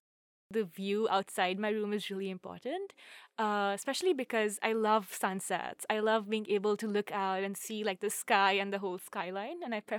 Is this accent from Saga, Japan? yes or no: yes; Saga, Japan; I am a sophomore from Saga, and I use she, her pronouns